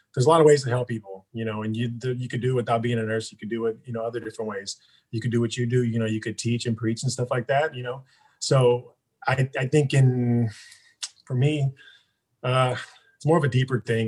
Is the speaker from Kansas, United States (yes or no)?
no; Stockton, California, United States; born or raised there; also born or lived in Hayward, California